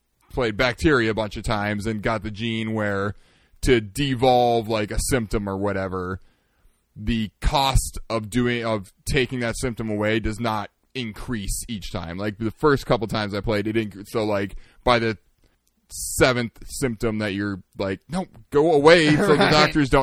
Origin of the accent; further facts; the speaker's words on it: Minneapolis, Minnesota, United States; we're from Minneapolis.